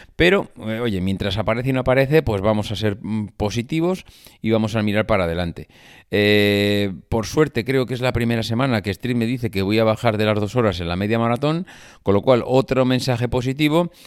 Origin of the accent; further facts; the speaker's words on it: La Rioja, Spain; moved away; en mi tierra